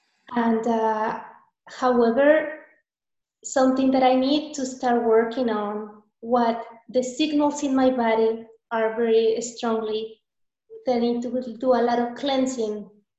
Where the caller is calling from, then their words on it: San Marcos, Texas, United States; I'm calling from San Marcos, Texas, the south of the U.S., like 4 hours away from the border of Mexico.